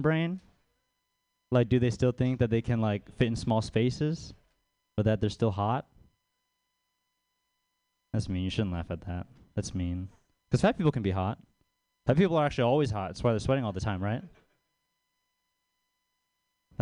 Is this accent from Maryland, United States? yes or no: yes; Baltimore, Maryland, United States; moved away; I'm from Baltimore, out east. I grew up in a suburb out there